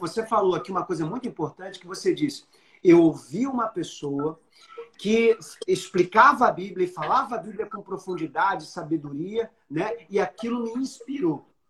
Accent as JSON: {"language": "Portuguese", "region": "Rio de Janeiro", "country": "Brazil", "said": "na minha terrinha"}